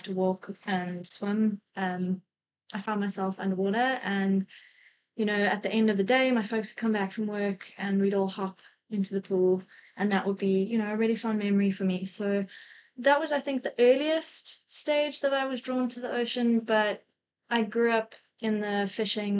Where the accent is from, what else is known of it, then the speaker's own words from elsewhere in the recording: KwaZulu-Natal, South Africa; also born or lived in Port Alfred, South Africa / Cayman Islands; now in Cape Town, South Africa; I'm a South African. I grew up on the east coast of South Africa, originally from KwaZulu-Natal in the north, but progressively moved down the coast.